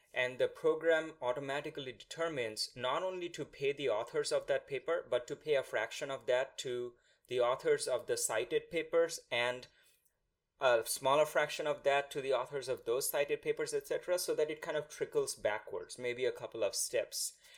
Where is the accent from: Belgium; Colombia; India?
India; first language Bengali; English is a second language; when we were growing up in India